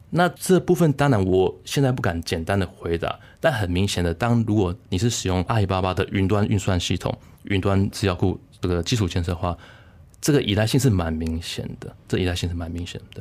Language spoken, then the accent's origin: Chinese; Taiwan; moved away as an adult; now in Germany; 台湾，我成长过程，每年都有什么地震、台风、雨灾之类之类的